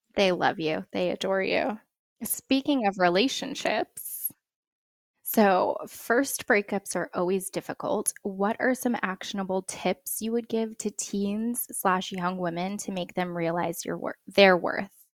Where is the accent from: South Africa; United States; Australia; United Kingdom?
United States; I'm first generation American, which always comes with its own quirks, but, you know, for me, being half Filipino